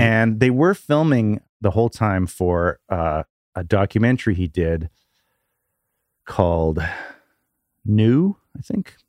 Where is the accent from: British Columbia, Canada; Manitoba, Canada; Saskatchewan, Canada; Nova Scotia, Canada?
British Columbia, Canada; Vancouver; moved away; Oh, Vancouver